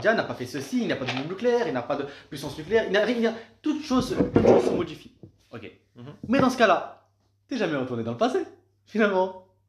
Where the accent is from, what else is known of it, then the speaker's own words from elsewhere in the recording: France; moi, en tant que Français